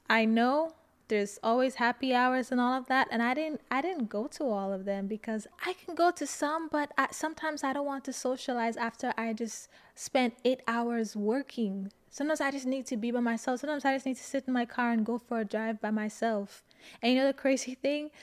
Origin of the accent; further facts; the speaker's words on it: St. Lucia; moved away; When I speak sometimes, people always ask me, "Where are you from?" and I say Saint Lucia